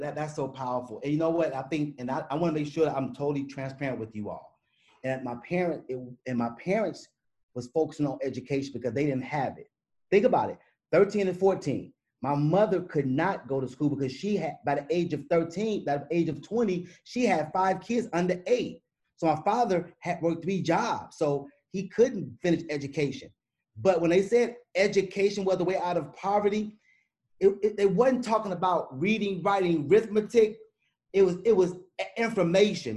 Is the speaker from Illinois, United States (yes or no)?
yes; Chicago, Illinois, United States; moved away as an adult; also born or lived in Michigan; I'm from Chicago